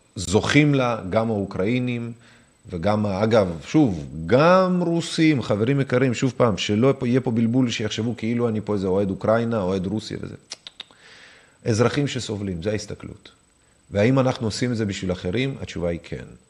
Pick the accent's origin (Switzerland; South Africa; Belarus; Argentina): Belarus; Minsk; now in Israel; אני יודע רוסית ונולדתי במינסק בלרוס